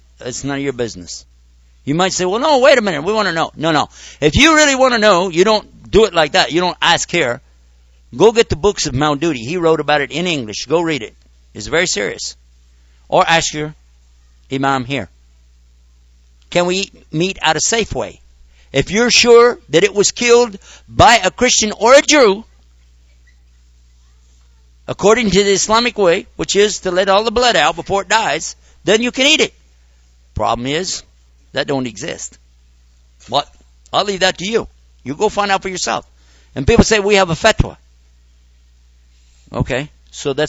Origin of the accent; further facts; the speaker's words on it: United States; in my society as an American